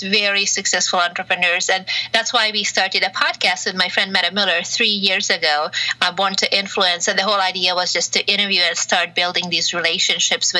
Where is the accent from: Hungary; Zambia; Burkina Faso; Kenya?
Hungary; moved away as an adult; also born or lived in Romania / Malta / France / Belgium; now in California, United States; I was born in Hungary, mm-hmm. and then grew up both in Hungary and Romania, back and forth for a few years, and then moved back to Hungary at the age of 15 full time